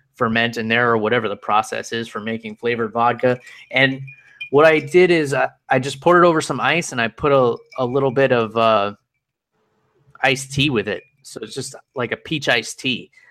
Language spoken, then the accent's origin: English; New York, United States; New York, my home state